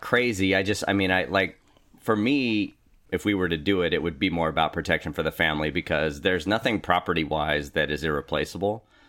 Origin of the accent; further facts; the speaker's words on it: Richmond, California, United States; also born or lived in Norwalk, California; now in Sacramento, United States; East Bay, specifically